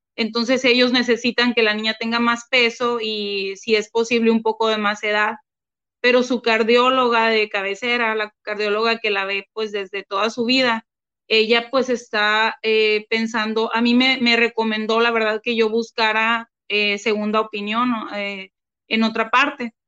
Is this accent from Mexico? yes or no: yes; Mátape, Sonora, Mexico; now in Hermosillo, Mexico; un pueblo del que yo soy, eh, pero no, no, no había vivido allá desde hace como 25 años, es de un pueblo que se llama Matape